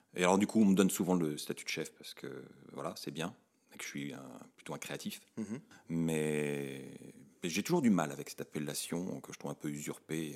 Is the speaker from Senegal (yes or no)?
no; France; quand on est français